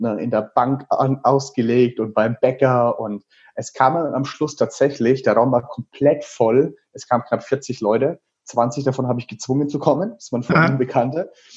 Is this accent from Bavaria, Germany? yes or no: yes; Teilheim, Bavaria, Germany; in einem Sportheim vom SV Teilheim, also in diesem kleinen Dorf, wo ich aufgewachsen bin